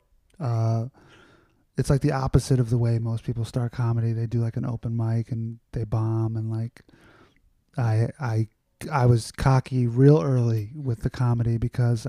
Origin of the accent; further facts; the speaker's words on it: New York City, New York, United States; I grew up in Astoria, Queens.